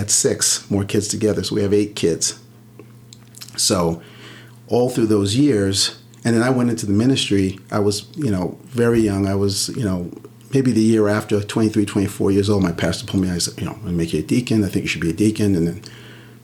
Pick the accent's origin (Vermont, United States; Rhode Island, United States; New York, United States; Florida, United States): New York, United States; Central Islip; We grew up on Long Island, in the middle of Long Island, middle of Suffolk County, a town called Central Islip